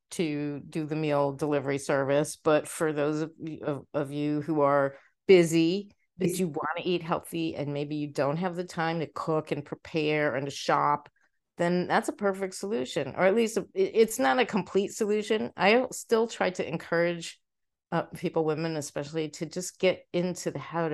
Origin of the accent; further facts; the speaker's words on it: New York City, New York, United States; also born or lived in Egypt; we moved to the States when I was about a year old. We moved to New York City and I grew up there